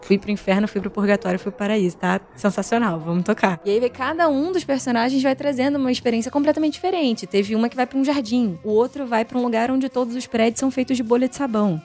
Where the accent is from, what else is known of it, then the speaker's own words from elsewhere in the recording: Rio de Janeiro, Brazil; accent: carioca; moved away as an adult; now in São Paulo, Brazil; muita gente fala de sotaque, porque eu sou carioca